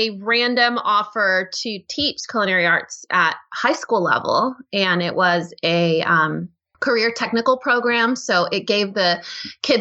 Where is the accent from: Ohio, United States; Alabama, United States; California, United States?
California, United States; English is a second language; moved away as an adult; now in Texas, United States; born and raised in California, lived there all my life